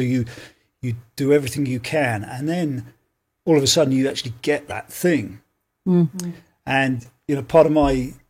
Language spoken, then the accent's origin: English; Leighton Buzzard, East of England, United Kingdom; moved away as an adult; now in Belfast, United Kingdom; My parents I was in Leighton Buzzard, actually. It's a place called Leighton Buzzard in South Bedfordshire, just north of London, about 40 miles north of London.